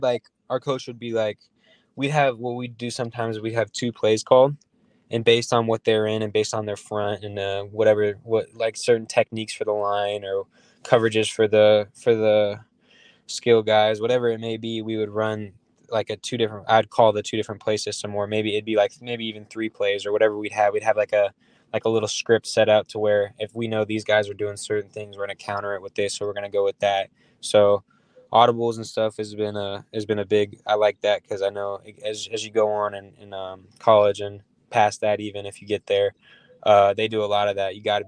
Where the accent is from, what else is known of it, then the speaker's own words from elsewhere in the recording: Arizona, United States; He lived in Arizona. I'm from Arizona.